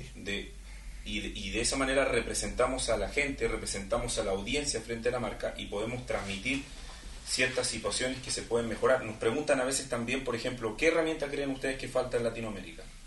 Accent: Chile; en mi caso, que vengo desde Chile

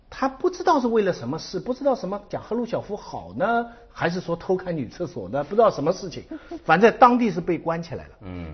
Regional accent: China; 我们中国人

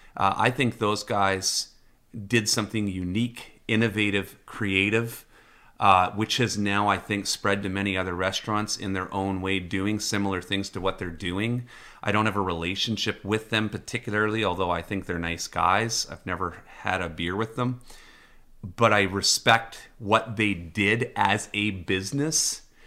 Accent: British Columbia, Canada; as a Canadian, as a resident of B C

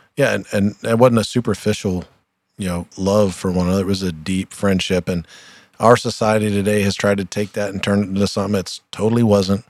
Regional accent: Troy, Ohio, United States; we're both from Troy, Ohio

